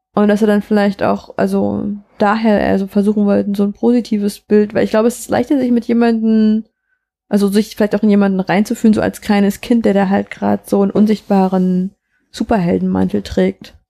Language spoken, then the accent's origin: German; eastern Germany, Germany; ich komme doch auch aus dem Osten, das ist jetzt nicht Polen, aber ich meine, ich bin ja quasi neben der polnischen Grenze groß geworden.